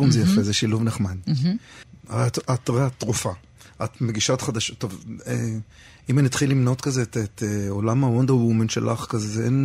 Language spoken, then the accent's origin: Hebrew; Tel Aviv, Tel Aviv District, Israel; אני תל אביבית במקור.